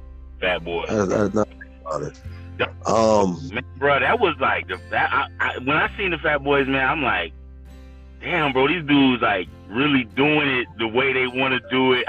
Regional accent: the South, United States; I'm from the South

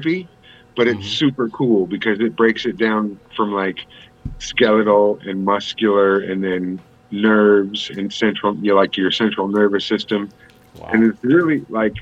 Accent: San Diego, California, United States; now in Las Vegas, United States; I'm actually originally from San Diego, but I live in Vegas now

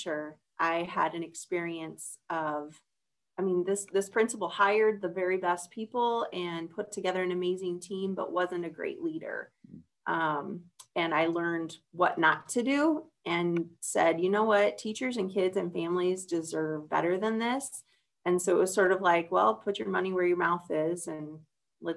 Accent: Lawton, Iowa, United States; I grew up in Lawton, Iowa, which is just outside of Sioux City

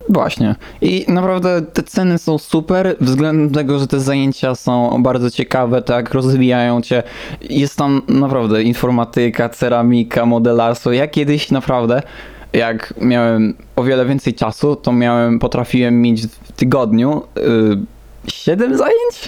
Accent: Warsaw, Masovian Voivodeship, Poland; ja też się urodziłem właśnie w Warszawie

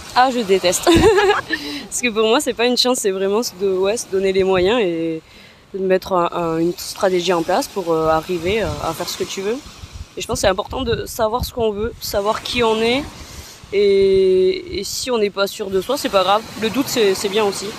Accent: France; comme on vient de France

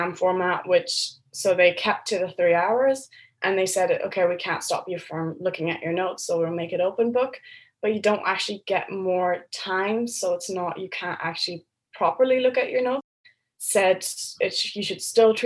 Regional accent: Berlin, Germany; moved away as an adult; now in Cambridge, United Kingdom; And I'm from Berlin, so I'm an international student as well.

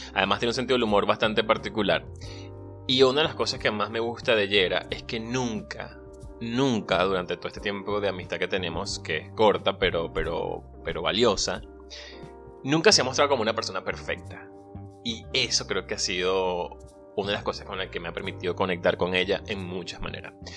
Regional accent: Venezuela; moved away; soy venezolano, emigrante y un soñador

